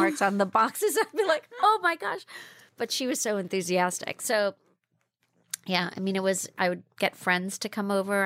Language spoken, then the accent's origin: English; Jamaica; moved away; also born or lived in China; I grew up in Jamaica, West Indies. My parents are Cuban. I grew up in the Jamaican Blue Mountains